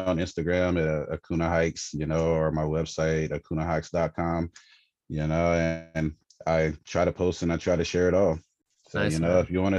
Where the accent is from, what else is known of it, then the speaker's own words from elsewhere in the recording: Germany; born there; You know, I was a I was an army brat. I was born in Germany, and on base where I went to school at, I was in first, maybe second grade.